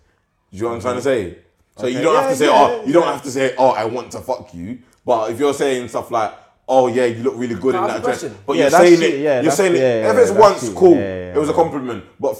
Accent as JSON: {"language": "English", "region": "London", "country": "United Kingdom", "said": "I'm from London."}